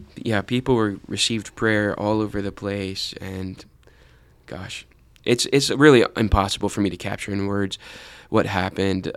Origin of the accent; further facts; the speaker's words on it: United States; we, as American Christians